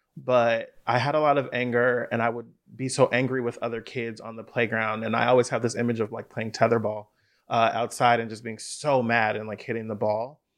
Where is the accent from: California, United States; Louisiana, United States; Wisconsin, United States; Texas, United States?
California, United States; Bay Area; I grew up in the Bay Area